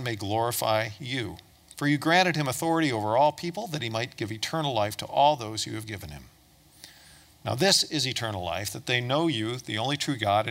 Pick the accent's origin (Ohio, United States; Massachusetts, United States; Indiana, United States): Ohio, United States; Toledo; I was born and raised in Toledo, Ohio.